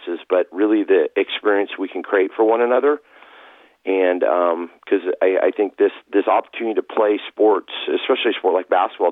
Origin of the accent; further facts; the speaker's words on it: Puyallup, Washington, United States; moved away as an adult; also born or lived in Tacoma, Washington / Eastern Oregon; now in Beaverton, United States; I grew up in Puyallup, Washington, and went to Rogers High School there